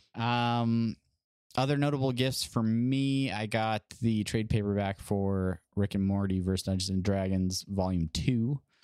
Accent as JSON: {"language": "English", "region": "Southern California", "country": "United States", "tie": "born or raised there", "also_born_or_lived": "Hawaii", "moved": "as an adult", "lives_now": "Nebraska, United States", "said": "Growing up in California"}